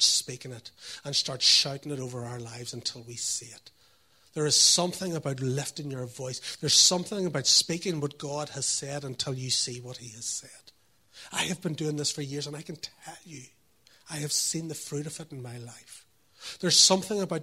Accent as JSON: {"language": "English", "region": "Northern Ireland", "country": "United Kingdom", "tie": "born or raised there", "said": "I was brought up here."}